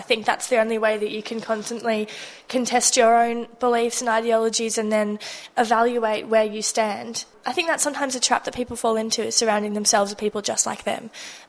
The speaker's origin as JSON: {"language": "English", "region": "Jakarta", "country": "Indonesia", "tie": "born or raised there", "said": "Oh, I've been, well, since I was tiny, I grew up in Jakarta when I was like 1 year old. My mum, because they were expats living overseas."}